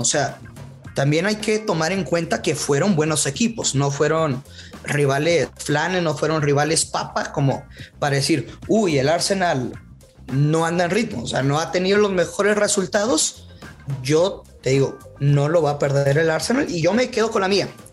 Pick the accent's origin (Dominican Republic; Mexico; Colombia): Mexico; northern Mexico; yo soy norteño